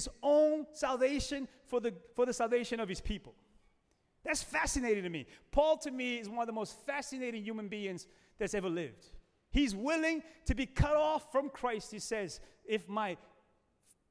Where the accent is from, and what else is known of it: United States